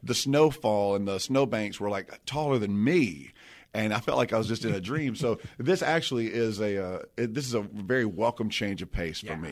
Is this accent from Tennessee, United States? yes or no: yes; Memphis, Tennessee, United States; I come from Memphis